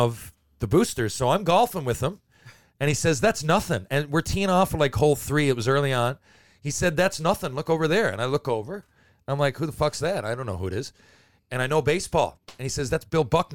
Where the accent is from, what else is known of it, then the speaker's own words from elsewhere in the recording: Mount Pearl, Newfoundland and Labrador, Canada; when you're growing up in Mount Pearl